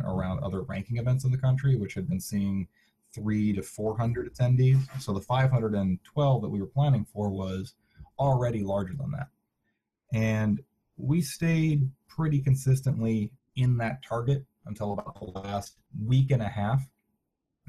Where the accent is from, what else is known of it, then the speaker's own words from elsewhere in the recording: Minnesota, United States; I'm from Minnesota